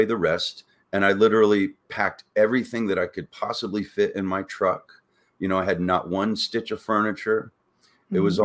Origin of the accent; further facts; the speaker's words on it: Florida, United States; moved away as an adult; also born or lived in Orlando, Florida; now in Sedona, United States; I'm from Florida